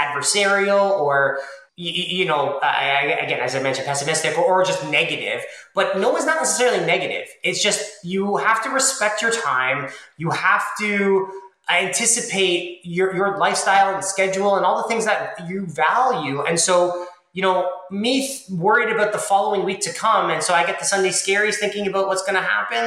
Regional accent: Toronto, Ontario, Canada; I grew up in Toronto

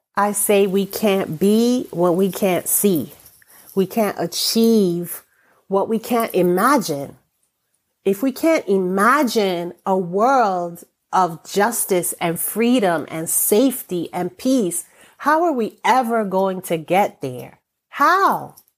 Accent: United States; I am an American born person with an American passport

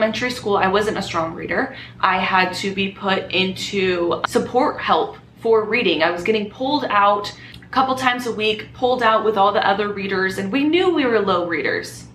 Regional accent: Southern California, United States; moved away as an adult; now in Las Vegas, United States; I was born and raised in California.

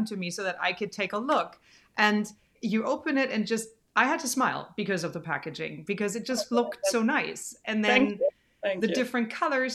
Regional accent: Germany; now in United States; we're both from Germany.

